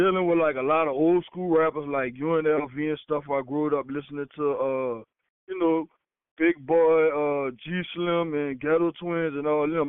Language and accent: English; New Orleans, Louisiana, United States; I'm from New Orleans, Louisiana.